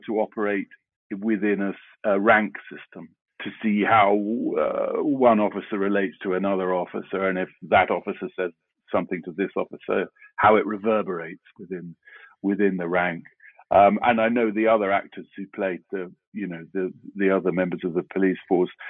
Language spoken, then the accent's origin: English; London, United Kingdom; I grew up in South London, and I went to school in South London.